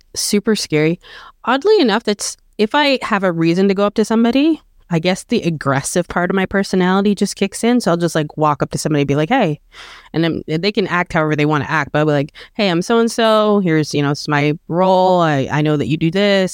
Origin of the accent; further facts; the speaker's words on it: Canada; I'm Canadian and I was born here and I, you know, love my country